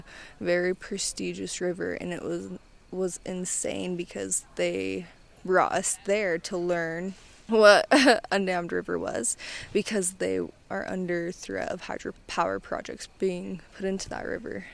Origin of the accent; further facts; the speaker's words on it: Chiloquin, Oregon, United States; I'm Klamath and Modoc. I am from Chilliquin, Oregon